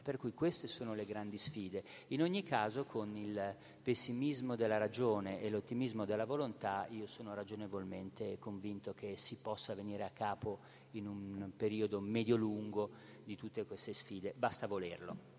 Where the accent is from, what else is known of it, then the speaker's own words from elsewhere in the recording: Genoa, Liguria, Italy; da buon genovese